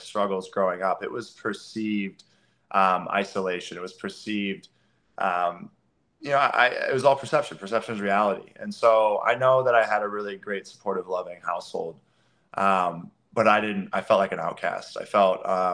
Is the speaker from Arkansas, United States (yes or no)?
no; Eureka, Missouri, United States; I grew up in Eureka, Missouri.